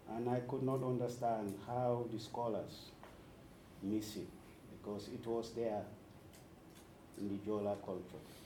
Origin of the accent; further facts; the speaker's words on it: Senegambian region, Gambia; English is a second language; also born or lived in Sweden; I was born in the Senegambian region, school in the Senegambian region, both informal and formal education